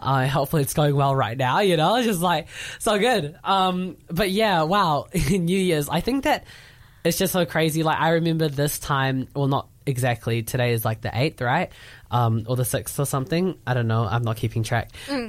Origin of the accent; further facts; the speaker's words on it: New Zealand; accent: white male New Zealander; I'm from New Zealand